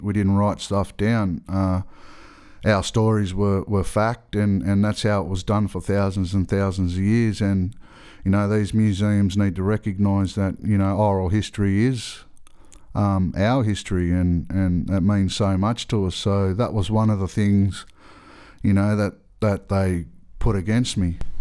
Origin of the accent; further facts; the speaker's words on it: Australia; I'm from Australia. I'm, I'm a Gwigo man